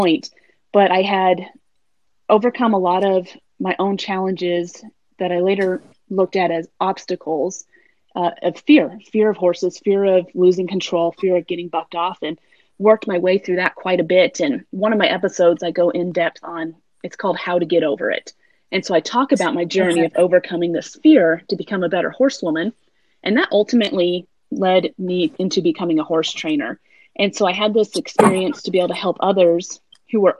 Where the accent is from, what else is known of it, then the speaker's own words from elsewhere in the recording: Minden, Nevada, United States; moved away as an adult; also born or lived in Norman, Oklahoma; now in Montana, United States; I grew up in Nevada and Oklahoma